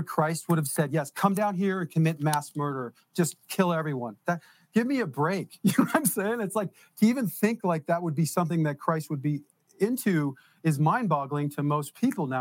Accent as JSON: {"language": "English", "region": "New Jersey", "country": "United States", "also_born_or_lived": "Detroit, Michigan", "said": "I'm from Jersey"}